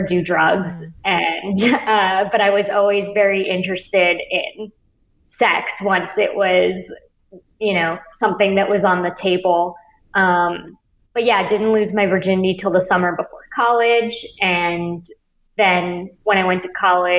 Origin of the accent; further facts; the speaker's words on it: Bay Area, California, United States; moved away as an adult; also born or lived in New York; I grew up in the Bay Area and then went to NYU